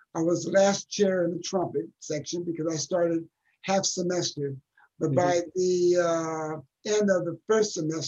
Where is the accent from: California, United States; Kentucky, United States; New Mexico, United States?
California, United States; Pasadena; I was born in Pasadena, California in 1949, which makes me almost 72 years old